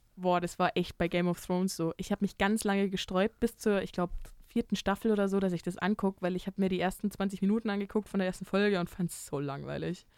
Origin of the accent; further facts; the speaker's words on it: near Freising, Bavaria, Germany; nah in meiner Heimat liegt